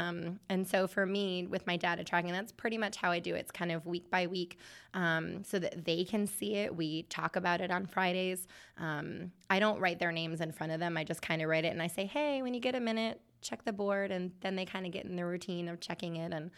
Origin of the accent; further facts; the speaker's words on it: Michigan, United States; I'm from Michigan, so I should call it pop.